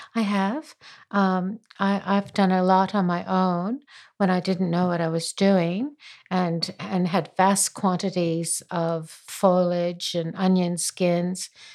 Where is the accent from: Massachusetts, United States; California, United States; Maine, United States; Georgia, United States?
Massachusetts, United States; Springfield; now in Queenstown, New Zealand; I was born in Springfield, Massachusetts